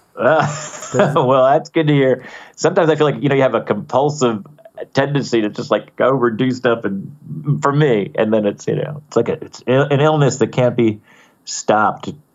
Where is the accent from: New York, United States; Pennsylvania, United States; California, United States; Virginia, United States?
New York, United States; Poughkeepsie; growing up in Poughkeepsie